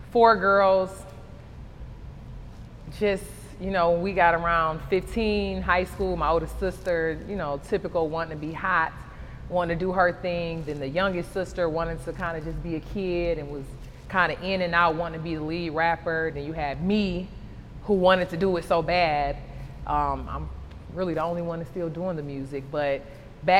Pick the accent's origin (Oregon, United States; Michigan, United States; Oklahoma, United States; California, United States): Michigan, United States; Detroit; now in Atlanta, United States; Growing up in Detroit